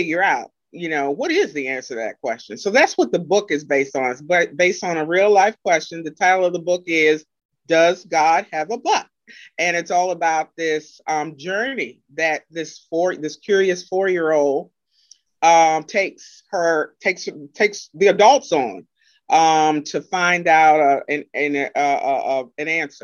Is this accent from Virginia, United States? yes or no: yes; Madison, Virginia, United States; I'm from Madison, Virginia